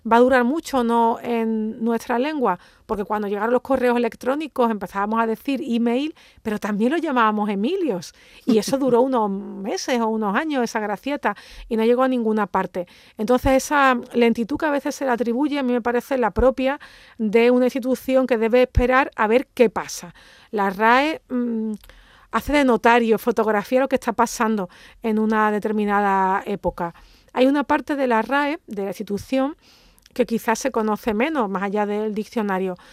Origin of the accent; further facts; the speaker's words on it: Andalusia, Spain; yo, que soy andaluza, me siento plenamente incluida